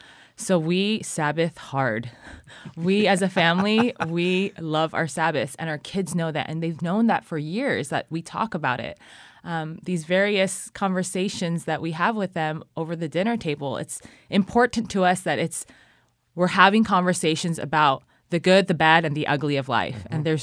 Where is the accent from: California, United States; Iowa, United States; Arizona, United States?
California, United States; now in Cambodia; I mean, I'm from California, Garth is from Washington, but we grew up in really, just a really loving environment.